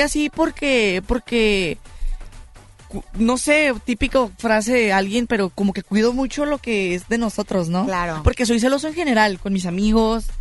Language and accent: Spanish; Tijuana, Baja California, Mexico; soy de Tijuana, Baja California